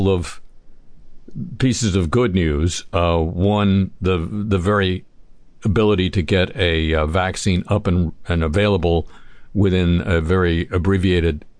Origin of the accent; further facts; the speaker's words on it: United States; as an American